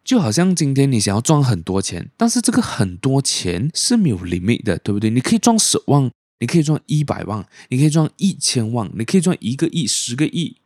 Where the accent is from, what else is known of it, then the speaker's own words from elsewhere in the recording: Malaysia; also born or lived in Penang; 因为我马来文不是很好，虽然说我是马来西亚人